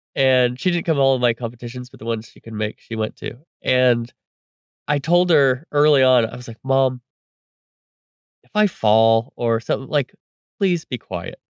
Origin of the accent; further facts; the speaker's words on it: Reedley, California, United States; my hometown of Reedley, California